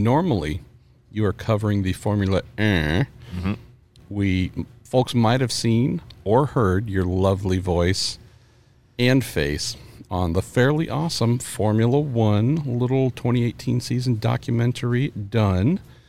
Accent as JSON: {"language": "English", "area": "Bay Area", "region": "California", "country": "United States", "said": "I'm from the Bay Area."}